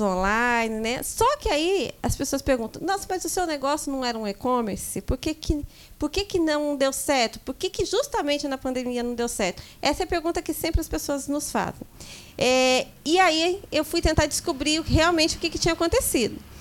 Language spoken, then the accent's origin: Portuguese; São José dos Campos, São Paulo, Brazil; nasci em São Paulo e viemos para São José dos Campos ainda pequena, é, com cinco anos de idade. E com ao longo do tempo a gente foi crescendo num bairro daqui de São José dos Campos, zona leste de São José dos Campos